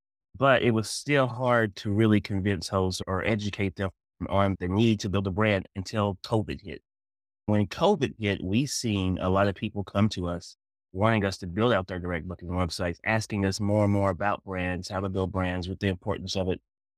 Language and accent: English; Smoky Mountains, United States; I was familiar with the vacation rental space because we used to stay in the cabins when I was growing up in the Smoky Mountains.